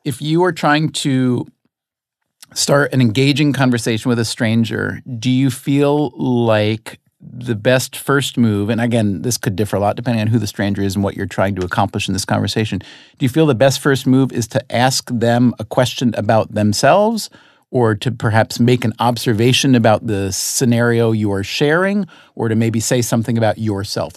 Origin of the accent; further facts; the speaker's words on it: upstate New York, United States; moved away as an adult; also born or lived in North Carolina; I grew up in upstate New York, so about one hundred fifty miles and many light years in terms of psyche removed from New York City